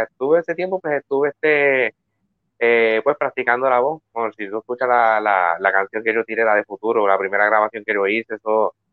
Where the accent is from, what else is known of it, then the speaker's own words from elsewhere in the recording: Quebradillas, Puerto Rico; now in United States; No, yo soy, yo, soy de Quebradilla. Pero este, pero sí, estoy viviendo en Estados Unidos.